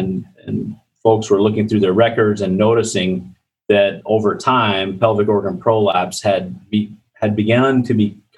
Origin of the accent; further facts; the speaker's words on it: Iowa, United States; I grew up in Iowa. I'm an Iowa native